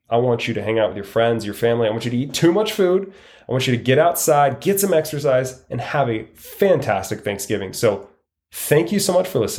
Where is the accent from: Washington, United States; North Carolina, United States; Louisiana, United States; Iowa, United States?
Washington, United States; now in Arizona, United States; living in Arizona, it's sunny almost all the time. And I came from Washington State, which it was gray and put me in a kind of a negative mindset.